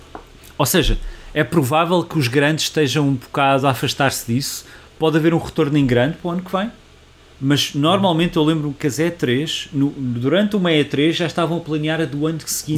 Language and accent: Portuguese; Portugal; nós somos portugueses